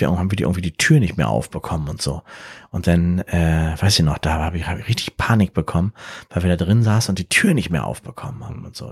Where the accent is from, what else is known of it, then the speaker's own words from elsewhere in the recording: Berlin, Germany; ich komme aus Berlin